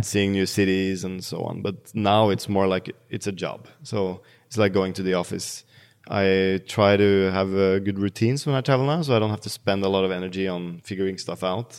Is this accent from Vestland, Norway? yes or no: no; Bærum, Akershus, Norway; So I grew up in Bærum, uh, which is the snobby municipality outside of Oslo.